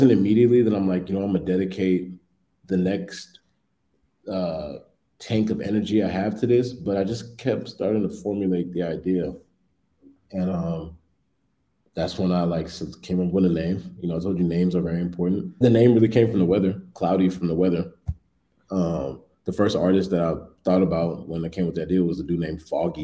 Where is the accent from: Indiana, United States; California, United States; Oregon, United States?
California, United States; Bay Area; also born or lived in Washington, D.C. / Los Angeles / New York; now in Chicago, United States; I'm from the Bay